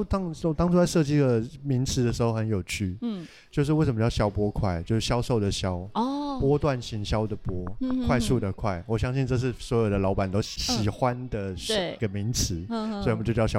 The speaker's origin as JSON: {"language": "Chinese", "region": "Taipei", "country": "Taiwan", "said": "我是台北人。"}